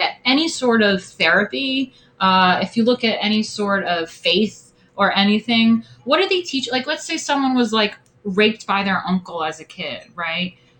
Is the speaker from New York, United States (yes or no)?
yes; upstate New York, United States; My hometown, like I said, I'm from like some white suburban farm town, you know, upstate New York